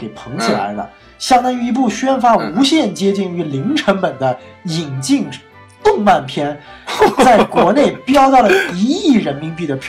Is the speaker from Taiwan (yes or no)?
no; Northeast China, China; 我家乡的东北菜